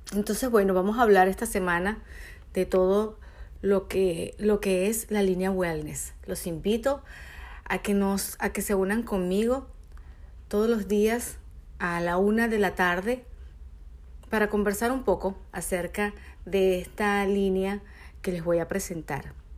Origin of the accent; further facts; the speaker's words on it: Venezuela; moved away as an adult; Soy una venezolana que se vino a este hermoso país hace cinco años